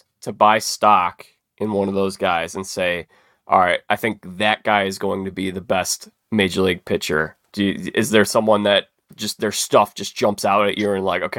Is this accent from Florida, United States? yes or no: no; Chicago, Illinois, United States; I grew up in Chicago